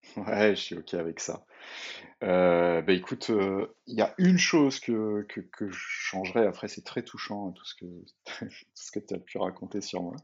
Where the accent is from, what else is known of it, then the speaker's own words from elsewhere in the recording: Saint-Brieuc, Brittany, France; je suis originaire de Bretagne, euh, une, petite ville qui s'appelle Saint-Brieuc